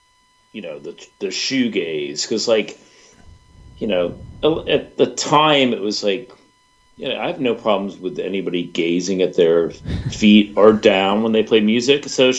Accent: Richmond, Virginia, United States; a DC suburb, so Silver Spring, Maryland, where I've been. And like, obviously I grew up in Richmond.

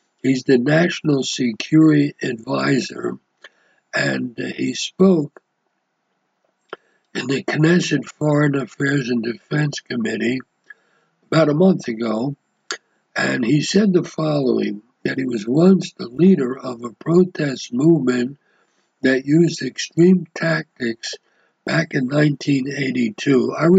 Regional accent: United States; moved away as an adult; now in Israel; I came from the United States, the prime capitalist country in the world. I came in 1969 to live in a socialist country and a socialist economy, but it was a Jewish state, and that's why I came.

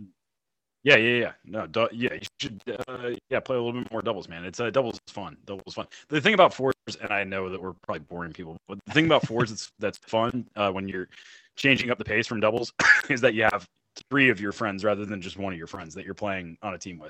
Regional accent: North Carolina, United States; moved away as an adult; also born or lived in Colorado; now in Texas, United States; I'm from, uh, I'm from North, excuse me, North Carolina.

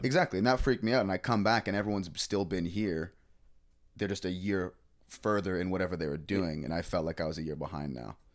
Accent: Toronto, Ontario, Canada; moved away as an adult; also born or lived in Nova Scotia; I grew up with Travis, uh, I'm from Toronto originally. Um, we went to middle school together

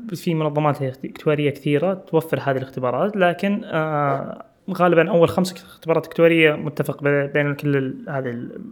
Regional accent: Saudi Arabia; also born or lived in Khobar; احنا عندنا في السعوديه

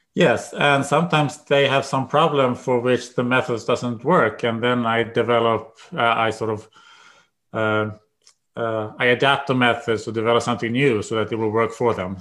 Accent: Sweden; moved away as an adult; now in United States; I grew up in Sweden. I went to college there, and then I went to, came to the United States.

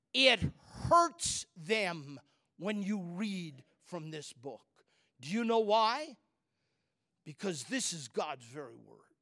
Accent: Chicago, Illinois, United States; I'm from Chicago area

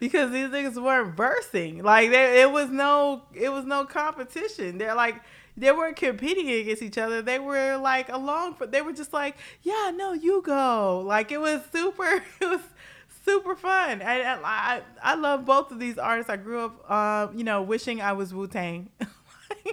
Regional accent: Los Angeles, California, United States; I am a Californian, okay? Los Angeles, California, and I was there for Governor Schwarzenegger

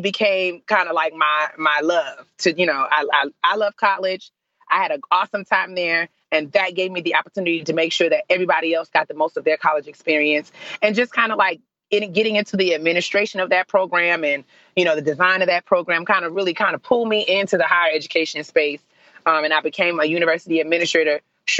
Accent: New York City, New York, United States; moved away as an adult; also born or lived in Storrs, Connecticut; growing up in New York and New York City

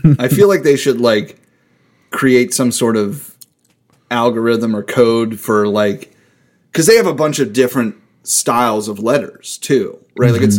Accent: Pittsburgh, Pennsylvania, United States; I grew up in Lawrenceville

